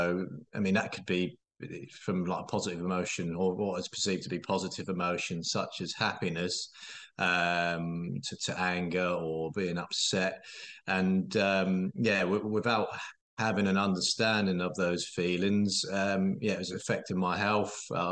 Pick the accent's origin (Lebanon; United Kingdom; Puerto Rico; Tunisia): United Kingdom; Norwich, East of England; So, I'm from Norwich, 34 years of age